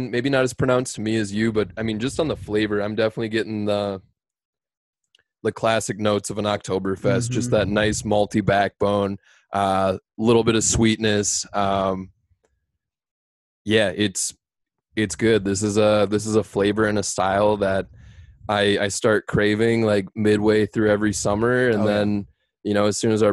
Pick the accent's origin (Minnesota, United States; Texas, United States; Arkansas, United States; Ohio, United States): Minnesota, United States; Cold Spring; I grew up in Cold Spring. So I grew up sort of up north of here